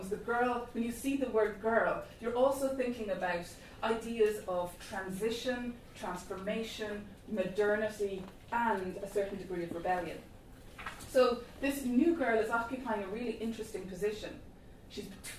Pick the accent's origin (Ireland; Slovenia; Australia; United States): Ireland; Clonakilty, Munster; I'm from Clonakilty